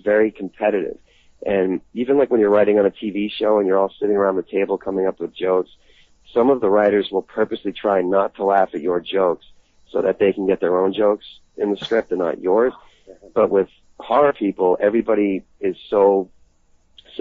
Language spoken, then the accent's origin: English; Boston, Massachusetts, United States; moved away as an adult; now in Los Angeles, United States; I'm from Boston, and I had a really tight group of friends that I grew up